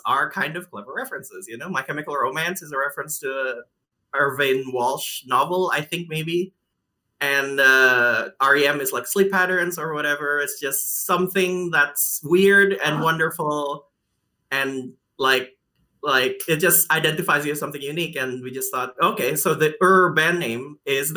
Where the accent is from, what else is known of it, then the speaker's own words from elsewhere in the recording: Indonesia; first language Indonesian; English is a second language; moved away as an adult; also born or lived in Melbourne, Australia; I'm Indonesian